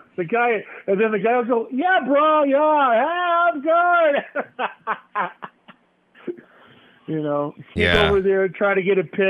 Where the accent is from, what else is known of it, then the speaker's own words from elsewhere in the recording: Denver, Colorado, United States; I'm from Colfax. Right there where Mile High Stadium is.